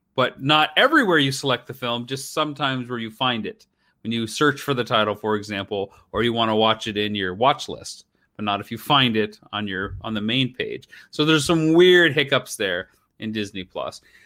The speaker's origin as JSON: {"language": "English", "country": "Canada", "said": "I'm a Canadian filmmaker"}